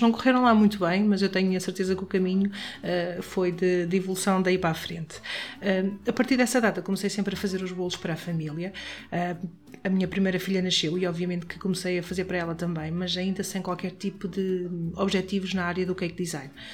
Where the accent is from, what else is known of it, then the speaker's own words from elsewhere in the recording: Caldas da Rainha, Centro, Portugal; eu sou de Caldas da Rainha